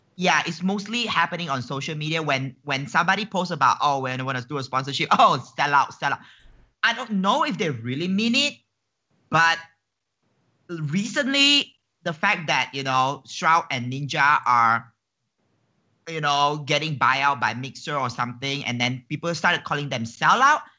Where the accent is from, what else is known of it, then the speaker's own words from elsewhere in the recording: Malaysia; as a Malaysian